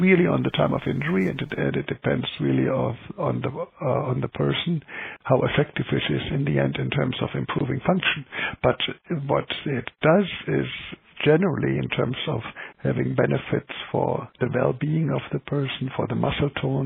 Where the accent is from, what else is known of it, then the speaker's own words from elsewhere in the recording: Germany; accent: German; English is a second language; moved away as an adult; also born or lived in Calgary, Canada; now in Vancouver, Canada; I'm an MD in the German system. Now I gave my nationality away, which is clear in my accent